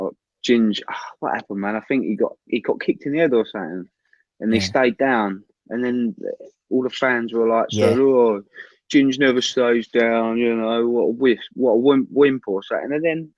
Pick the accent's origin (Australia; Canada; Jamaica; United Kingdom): United Kingdom; England; I never grew up in like Argentina. I grew up in England.